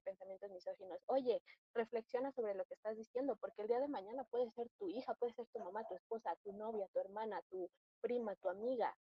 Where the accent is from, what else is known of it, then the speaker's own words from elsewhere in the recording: Mexico; como mexicanas nos compete mucho